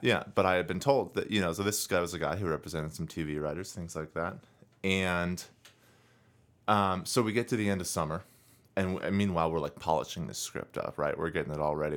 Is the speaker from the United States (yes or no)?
yes; United States; I, as an American